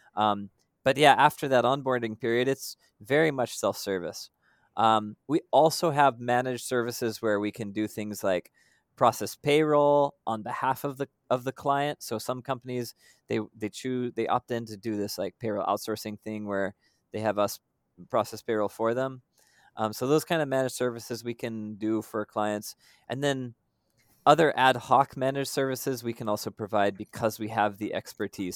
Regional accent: United States; moved away as an adult; now in Philippines; I'm American by background

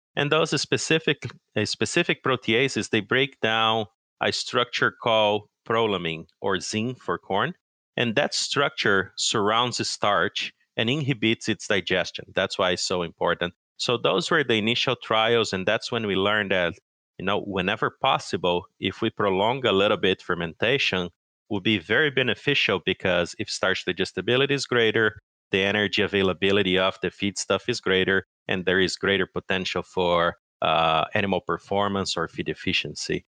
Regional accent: São Paulo, Brazil; moved away as an adult; now in Madison, United States; I'm actually originally from Brazil, uh, I grew up in, uh, São Paulo State

